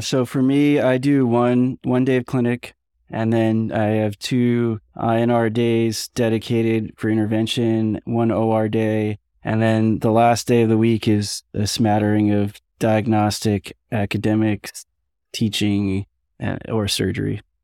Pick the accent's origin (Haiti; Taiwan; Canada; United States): United States; New York; I'm from New York